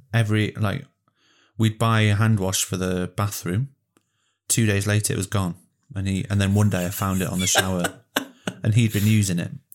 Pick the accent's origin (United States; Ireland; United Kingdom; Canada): United Kingdom; Welsh, Wales; I connected to the landscape being Welsh